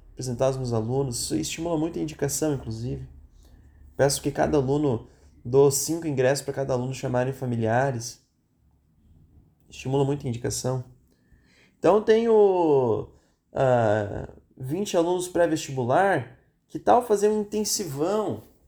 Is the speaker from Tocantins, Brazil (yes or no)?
no; Rio Grande do Sul, Brazil; Eu sou gaúcho